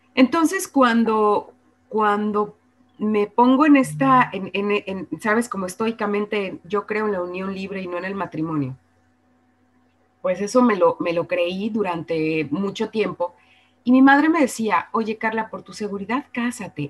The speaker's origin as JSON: {"language": "Spanish", "town": "Guadalajara", "region": "Jalisco", "country": "Mexico", "tie": "born or raised there", "moved": "as an adult", "lives_now": "Mexico City, Mexico", "said": "soy de Guadalajara, que estudié con las monjas, que estudié con los jesuitas"}